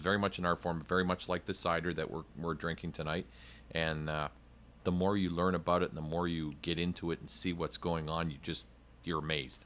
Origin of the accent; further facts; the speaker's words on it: Canada; moved away; I'm originally from Canada